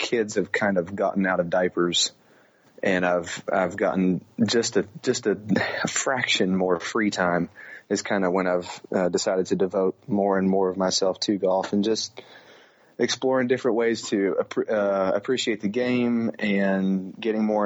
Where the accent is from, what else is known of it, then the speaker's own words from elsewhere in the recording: Floyds Knobs, Indiana, United States; I grew up on Valley View Golf Club, which is just a little muni in Floyd's Knobs, Indiana